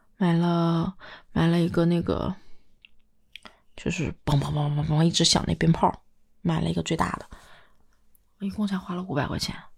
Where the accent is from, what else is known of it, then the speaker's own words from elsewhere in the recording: Northeast China, China; moved away; 东北下午四点钟的时候天就黑了